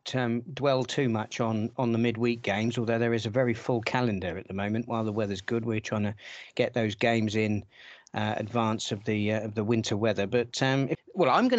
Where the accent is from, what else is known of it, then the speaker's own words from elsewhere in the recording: Portsmouth, South East England, United Kingdom; moved away; I am from Portsmouth. I spent my adolescence watching Pompey.